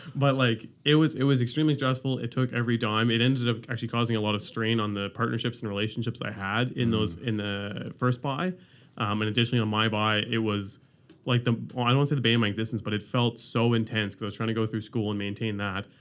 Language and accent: English; Ontario, Canada; now in Halifax, Canada; I'm from Ontario